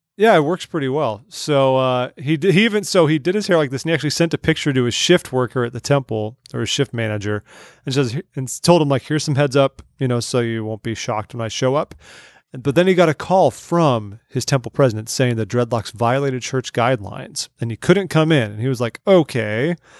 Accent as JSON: {"language": "English", "region": "California", "country": "United States", "tie": "born or raised there", "said": "growing up in California"}